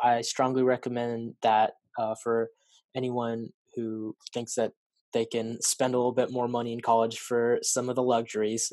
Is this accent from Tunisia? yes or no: no; Salem, Oregon, United States; I was born and raised in Salem, Salem area uh, of Oregon, and I've never really lived anywhere else